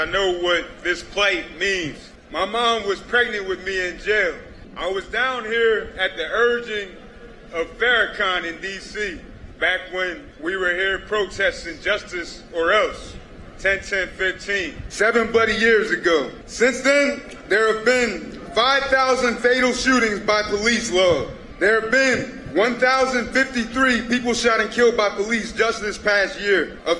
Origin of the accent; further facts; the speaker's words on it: Delaware, United States; also born or lived in Pennsylvania; I'm from Delaware. Like the president, I was born in Pennsylvania.